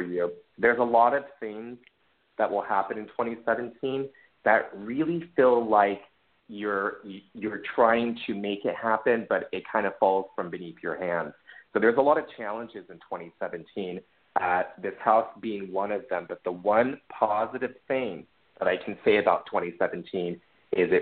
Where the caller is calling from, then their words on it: New York City, New York, United States; I'm calling from Harlem.